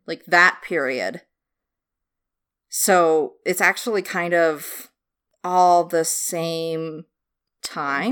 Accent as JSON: {"language": "English", "country": "United States", "said": "American trash"}